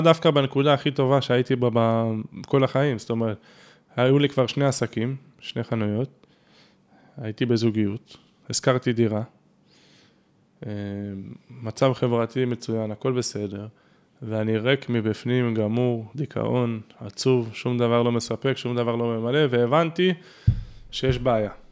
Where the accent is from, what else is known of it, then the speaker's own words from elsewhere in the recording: Tel Aviv, Tel Aviv District, Israel; גדלתי ונולדתי בתל אביב